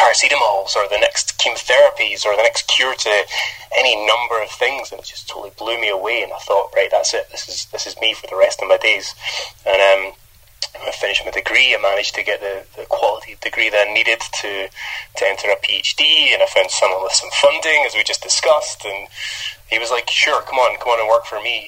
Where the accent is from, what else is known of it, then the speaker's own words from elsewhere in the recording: Scotland, United Kingdom; moved away; growing up as a kid in Scotland, I thought I had one of the worst accents, but since moving away from Scotland